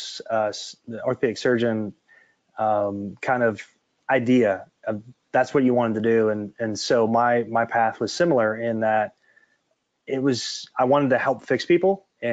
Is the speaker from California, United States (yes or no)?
no; Mount Clemens, Michigan, United States; She grew up in my hometown in Michigan.